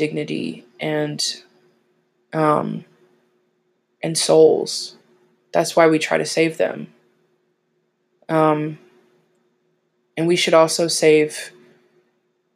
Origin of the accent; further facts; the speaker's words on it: Tennessee, United States; I hail from Old Country, Tennessee